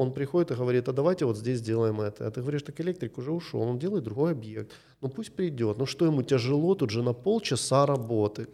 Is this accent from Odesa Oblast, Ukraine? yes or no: no; Kyiv, Ukraine; Я из Киева